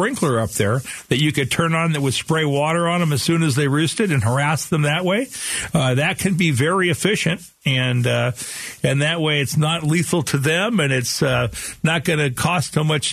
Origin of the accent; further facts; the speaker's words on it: Phoenix, Arizona, United States; I grew up here in Sunny Slope